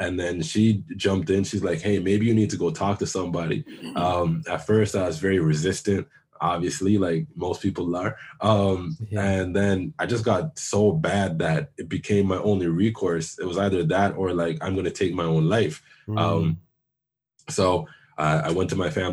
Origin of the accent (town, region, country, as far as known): Toronto, Ontario, Canada; born or raised there; also born or lived in Jamaica (ancestry)